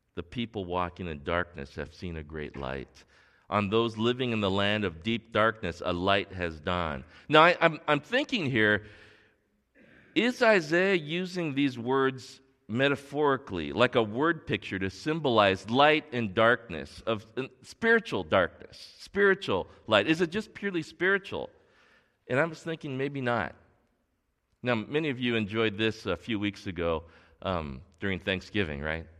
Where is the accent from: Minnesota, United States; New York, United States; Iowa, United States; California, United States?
California, United States; Torrance; grew up here in Torrance in the South Bay, and, and I grew up going to North High School.